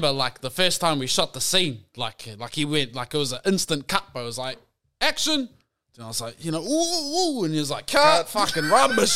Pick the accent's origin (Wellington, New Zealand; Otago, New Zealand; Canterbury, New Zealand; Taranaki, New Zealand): Taranaki, New Zealand; New Plymouth; moved away; also born or lived in Whanganui / Browns Bay, North Shore, Auckland; I was born in New Plymouth